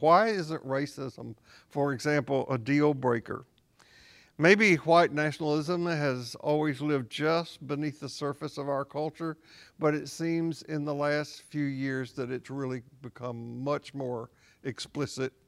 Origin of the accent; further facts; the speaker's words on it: Columbia, Tennessee, United States; also born or lived in Portland, Tennessee; I grew up in Tennessee